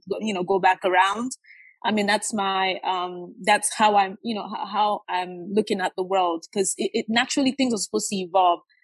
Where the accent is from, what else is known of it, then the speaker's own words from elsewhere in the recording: Nigeria; now in United States; I grew up in Nigeria.